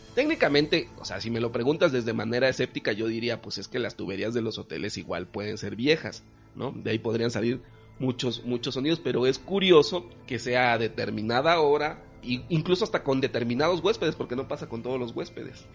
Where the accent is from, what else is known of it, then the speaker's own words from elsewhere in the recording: Campeche, Mexico; yo que soy de Campeche